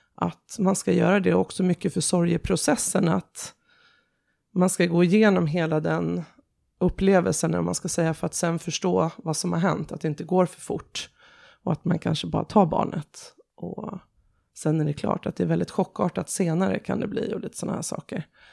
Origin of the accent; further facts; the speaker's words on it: Sweden; also born or lived in Tehran, Iran; jag ville nog vara hemma i Sverige